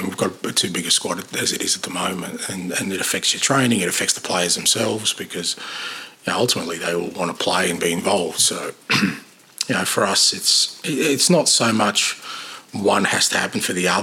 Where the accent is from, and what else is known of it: Australia; moved away as an adult; now in United Kingdom